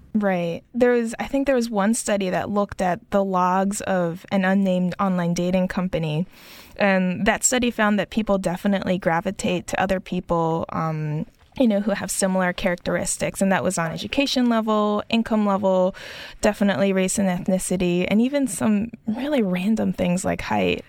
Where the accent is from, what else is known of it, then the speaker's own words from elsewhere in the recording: Tokyo, Japan; joining from my hometown of Tokyo